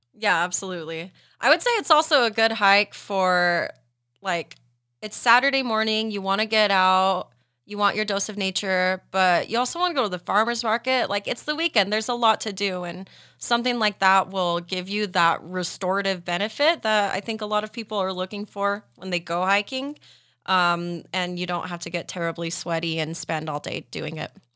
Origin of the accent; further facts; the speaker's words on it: Tooele, Utah, United States; I grew up in Tuella, so romping around the Ocher Mountains